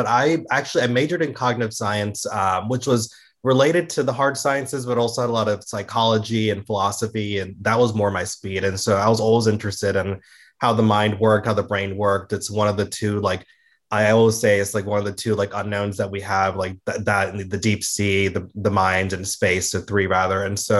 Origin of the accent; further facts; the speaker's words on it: Georgia, United States; also born or lived in Florida; I grew up in Georgia and Florida. That's where I was, you know, raised as a small kid